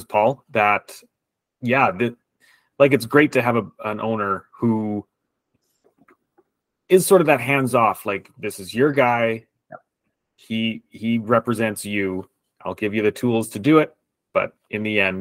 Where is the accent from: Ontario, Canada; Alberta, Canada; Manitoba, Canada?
Alberta, Canada; moved away; I'm originally from Alberta